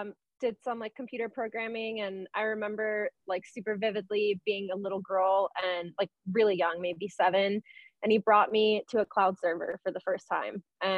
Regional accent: Venezuela; I grew up, I'm from Venezuela and my family's Catholic.

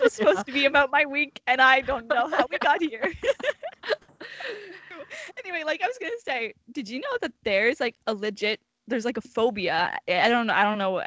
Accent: Nova Scotia, Canada; I am from Nova Scotia

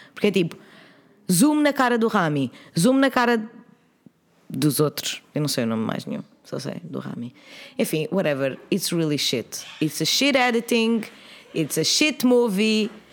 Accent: Oeiras, Lisbon, Portugal; eu nasci em Oeiras, eu cresci. Sim, em eu Oeiras. cresci em Oeiras também

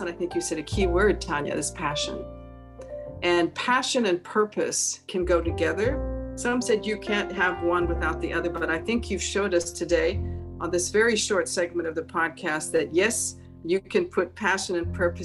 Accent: France; now in Washington, United States; I came back to Washington from France, where I went back to France, my home

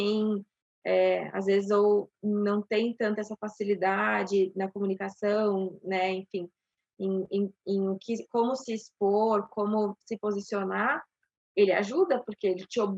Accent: São Paulo, Brazil; now in Curitiba, Brazil; eu moro em Curitiba desde 2002. A gente é de São Paulo, interior

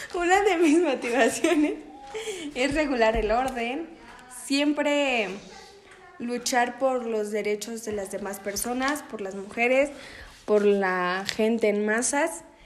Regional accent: Naucalpan de Juárez, State of Mexico, Mexico; now in San Antonio de las Huertas, Mexico; Nací en Aucalpan de Juárez el día 13 de enero del año 2002.

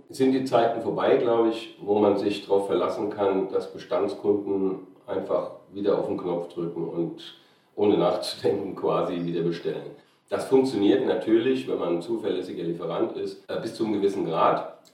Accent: Mainz, Rhineland-Palatinate, Germany; äh, Verörtlichungen von eben Mainz, wo ich ursprünglich herkomme, Jena, Schweiz gewesen, ein paar Jahre

